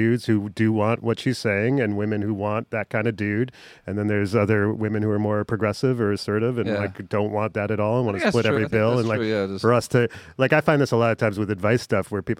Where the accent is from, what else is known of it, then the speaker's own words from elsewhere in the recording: United States; We're American